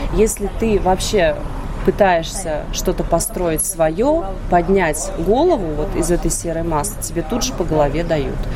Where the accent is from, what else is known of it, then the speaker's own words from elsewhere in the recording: Riga, Latvia; moved away as an adult; also born or lived in Germany; now in Vienna, Austria; Я же из Латвии